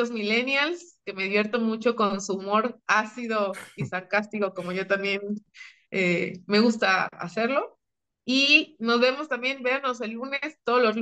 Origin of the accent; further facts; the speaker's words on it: Mexico; Pues somos puro mexicano. Nosotros sí somos puro mexicano.